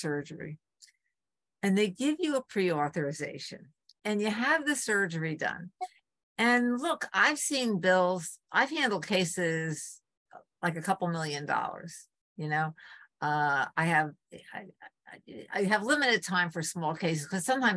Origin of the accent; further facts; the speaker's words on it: Port Jervis, New York, United States; moved away as an adult; also born or lived in Arlington, Massachusetts; my hometown, Port Jervis, New York